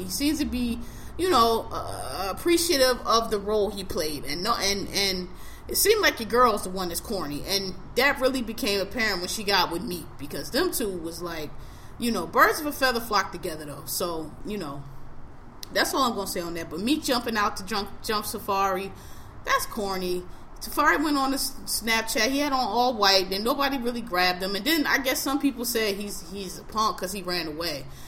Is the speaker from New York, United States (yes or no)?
no; Philadelphia, Pennsylvania, United States; I am a native of Philadelphia. I'm born and raised in Philadelphia